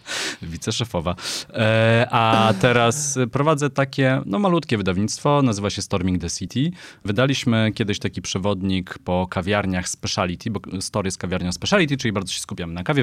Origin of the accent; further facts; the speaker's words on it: Katowice, Silesian Voivodeship, Poland; now in Warsaw, Poland; Katowice to jest moje rodzinne miasto.